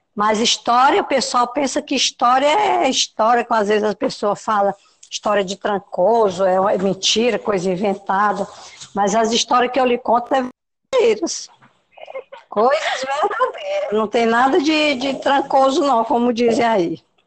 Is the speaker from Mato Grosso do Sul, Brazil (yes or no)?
no; Luís Correia, Piauí, Brazil; now in Parnaíba, Brazil; Isso foi na comunidade Brandão, município de Luiz Correia. Lá é minha terra natal.